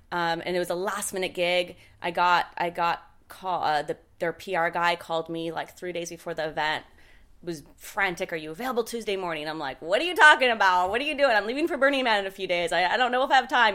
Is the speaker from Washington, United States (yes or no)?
yes; Seattle, Washington, United States; I'm from Seattle. I'm from, like, the …, you know, the … and … days